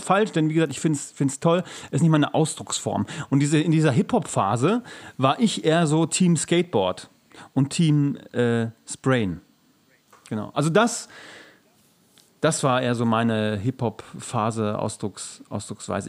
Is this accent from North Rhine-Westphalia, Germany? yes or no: yes; Gelsenkirchen, North Rhine-Westphalia, Germany; ich komme aus Gelsenkirchen